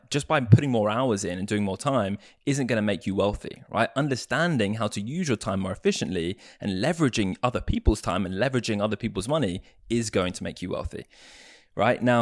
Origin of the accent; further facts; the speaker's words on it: United States; born there; accent: English; I say us as Americans because I was born in America, right? I sound English, but I was actually born in the US.